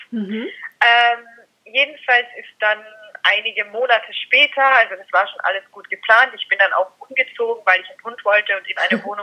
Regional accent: Austria; also born or lived in Carinthia; Ich komme aus Österreich

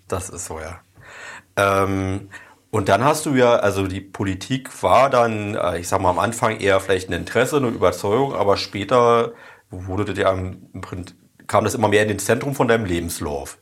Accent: Oranienburg, Brandenburg, Germany; Also ich bin ja in der Ernst-Themann-Straße groß geworden.

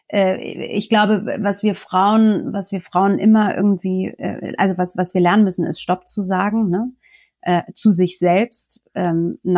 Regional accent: France; er erwartet dann schon von mir als Franzose, vielleicht muss ich das noch dazu sagen. Das heißt, in Frankreich sind wir ja auch ähm, mit der Parität

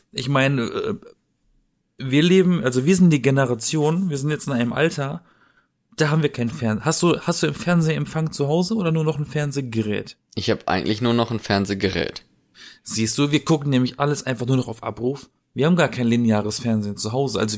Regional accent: Baden-Baden, Baden-Württemberg, Germany; ich glaube, der wohnt aktuell in Baden-Baden. Also in meiner Heimat.

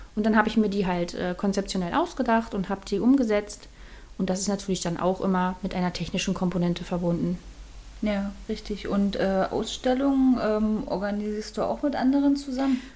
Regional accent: Mecklenburg-Vorpommern, Germany; moved away as an adult; now in Spreewald, Germany; ursprünglich komme ich aus Mecklenburg-Vorpommern und dort habe ich, ähm, bevor ich in den Spreewald gezogen bin

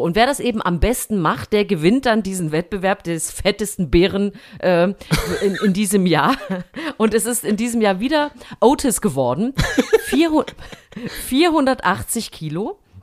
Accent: East Germany, Germany; ich bin ja äh, äh, im Osten sportlich groß geworden

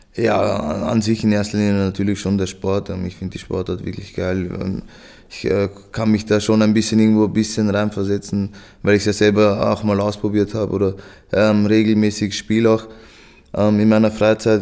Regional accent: Vienna, Austria; ich bin ja in Wien geboren, da aufgewachsen

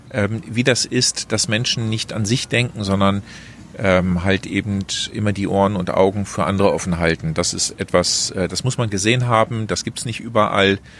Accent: Netherlands; ich bin Niederländer, auch wenn ich so akzentfrei daherkomme.

